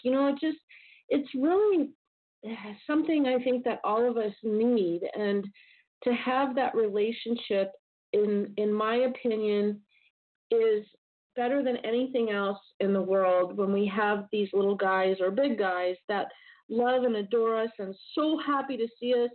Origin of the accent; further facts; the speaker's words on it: Southern California, United States; I grew up in Southern California